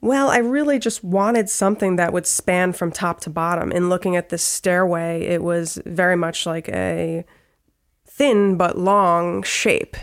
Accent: Trumbull, Connecticut, United States; also born or lived in Providence / Stamford / Greenwich; now in Bridgeport, United States; I was born in Bridgeport. I grew up in Trumbull

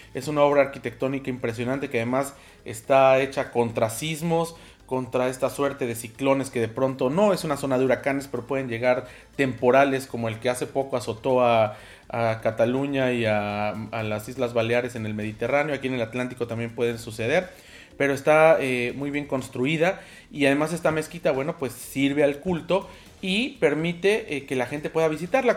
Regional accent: Mexico; como mexicanos

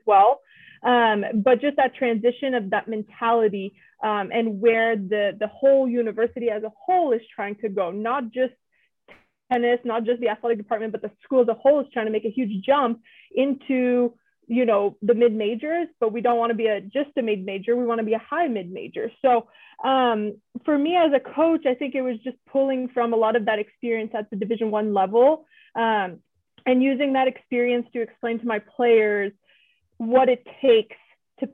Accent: Canada; moved away as an adult; also born or lived in Seattle, Washington; now in Texas, United States; I'm from Canada. I was born and raised in Canada.

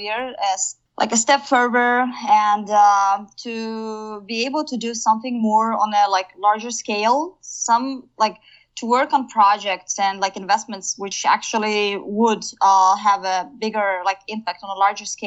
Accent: Kazakhstan; moved away as an adult; I came back to my home country, Kazakhstan

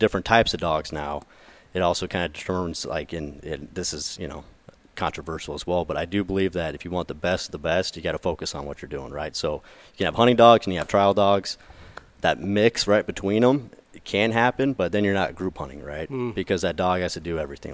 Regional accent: Nebraska, United States; now in near Fargo, United States; I grew up in Nebraska for the most part.

